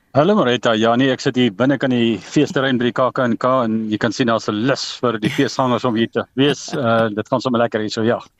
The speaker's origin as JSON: {"language": "Afrikaans", "country": "South Africa", "tie": "born or raised there", "moved": "yes", "said": "my tuisdorp. Ek gaan nie die dorp se naam noem nie maar dis dis eh, dis nou in Frankfurt wat nou genoem is in die vorige onderhoud. Ek meen ek het daar groot geword skool gevang."}